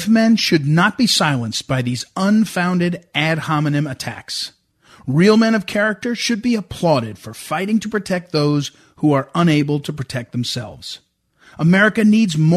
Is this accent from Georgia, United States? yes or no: no; Missouri, United States; my home state